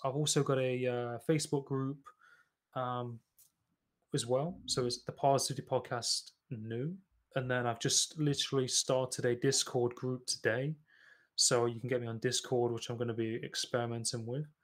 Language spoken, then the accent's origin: English; Nottingham, East Midlands, United Kingdom; I'm originally from Nottingham